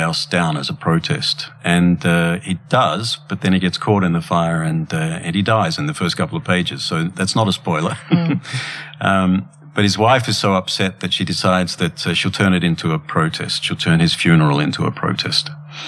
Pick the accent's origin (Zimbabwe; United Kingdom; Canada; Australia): Australia; now in Denmark; an Australian person living away from home